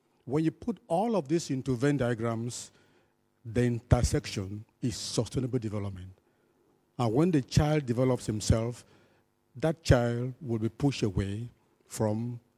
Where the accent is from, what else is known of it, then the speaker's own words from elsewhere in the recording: Cameroon; I come from Cameroon